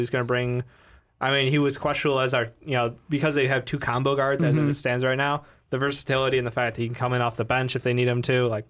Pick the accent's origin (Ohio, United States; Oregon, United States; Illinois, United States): Illinois, United States; Chicago; since we're all from Chicago